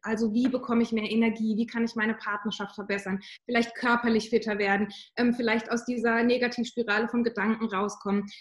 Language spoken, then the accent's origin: German; Southern Germany, Germany; wohne im Süden von Deutschland, das ist auch meine Heimat, da komme ich her